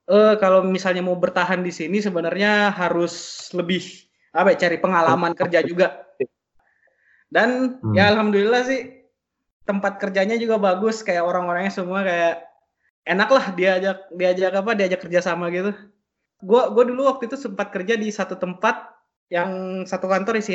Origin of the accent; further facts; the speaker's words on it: Palu, Central Sulawesi, Indonesia; born there; gue kan lahir di Palu